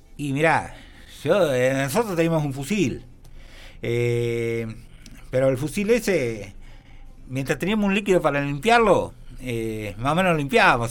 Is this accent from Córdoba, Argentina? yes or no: yes; Huinca Renancó, Córdoba, Argentina; Después llegué a mi pueblo, yo en ese entonces vivía en Wincar Renancó